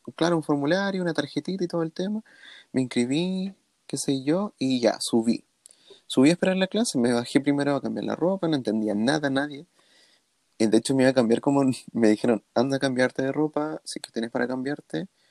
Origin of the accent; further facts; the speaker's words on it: Chile; soy latino, la la soy de Chile, hablo español